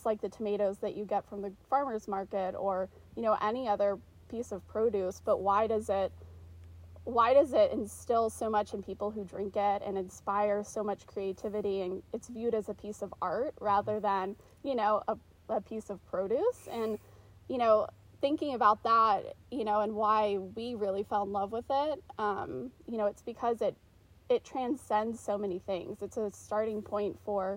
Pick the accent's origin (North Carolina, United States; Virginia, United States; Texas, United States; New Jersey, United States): North Carolina, United States; Charlotte; moved away as an adult; now in Oregon, United States; I grew up in Charlotte, North Carolina